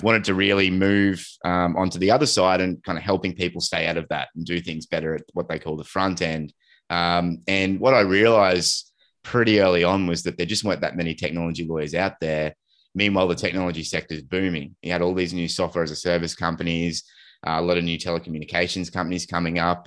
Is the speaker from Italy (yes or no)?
no; Australia; we're Aussie and, uh, and, and, like, we've grown up with just horrible connectivity to the rest of the world